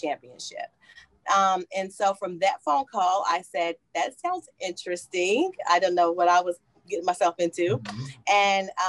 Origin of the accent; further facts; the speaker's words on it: Kentucky, United States; moved away; I'm from Kentucky